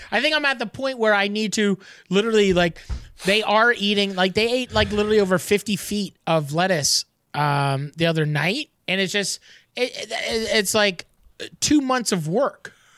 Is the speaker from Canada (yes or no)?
yes; Canada; as a Canadian